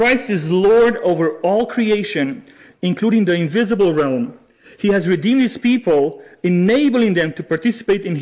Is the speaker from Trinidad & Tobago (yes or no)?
no; Romania; moved away as an adult; also born or lived in Amsterdam, Netherlands; now in Canada; I was born and raised in Romania back in the 80s